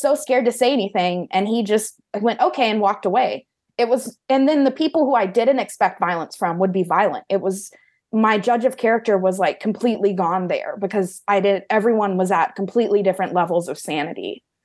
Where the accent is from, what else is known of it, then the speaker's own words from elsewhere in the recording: Oklahoma, United States; moved away as an adult; now in California, United States; it was in my hometown in Oklahoma that I stayed, and I've pretty much decided never to go back to Oklahoma